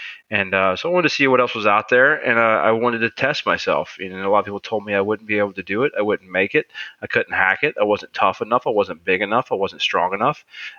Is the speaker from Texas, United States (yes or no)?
no; Greensboro, North Carolina, United States; Greensboro, North Carolina.